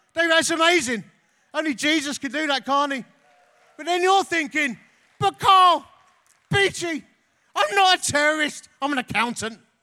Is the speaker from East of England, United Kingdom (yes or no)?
yes; Essex, East of England, United Kingdom; I'm from Essex